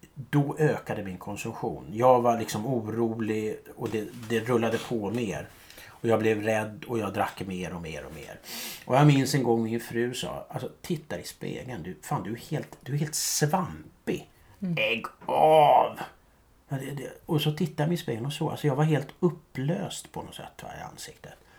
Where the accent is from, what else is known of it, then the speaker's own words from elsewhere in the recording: Stockholm, Stockholm County, Sweden; jag är uppvuxen i Gubbängen.